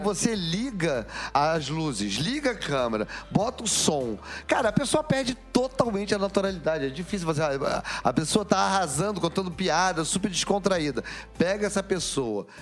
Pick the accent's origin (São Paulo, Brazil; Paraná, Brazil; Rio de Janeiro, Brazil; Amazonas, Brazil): Rio de Janeiro, Brazil; para nós cariocas